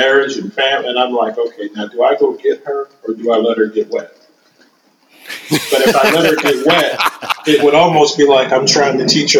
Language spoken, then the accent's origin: English; Indianapolis, Indiana, United States; I am born and raised in Indianapolis, Indiana. Have never been out of this state for longer than 2 weeks